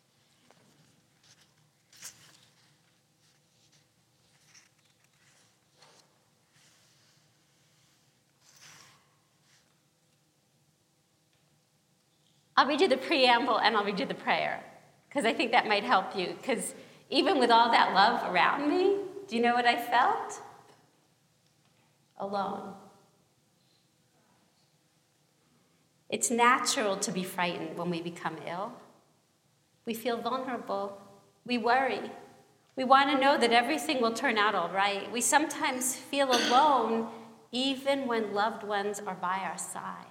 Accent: New York City, New York, United States; now in Los Angeles, United States; I come from Brooklyn and I live

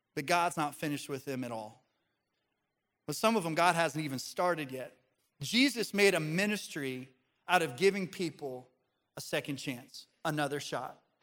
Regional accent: Pagosa Springs, Colorado, United States; moved away; I go back to my hometown. Uh, this is in Pagosa Springs, Colorado.

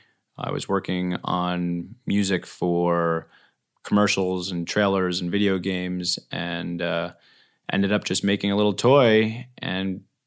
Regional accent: New York, United States; I'm originally from New York, but I moved out here, I guess it was about 17 years ago.

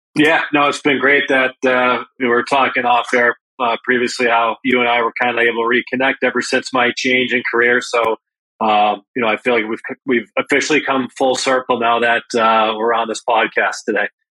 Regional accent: Enfield, Connecticut, United States; growing up uh, playing out of the Enfield, Connecticut, the Springfield area

